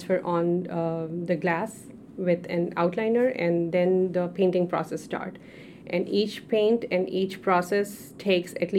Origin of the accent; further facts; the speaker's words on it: Pakistan; moved away as an adult; now in United States; being a Pakistani, having a background over there